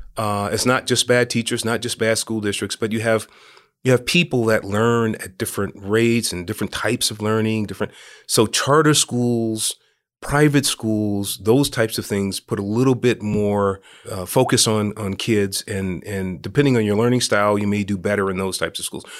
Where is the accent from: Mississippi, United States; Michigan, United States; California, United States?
California, United States; San Francisco; now in Los Angeles, United States; I was raised in Hunters Point in San Francisco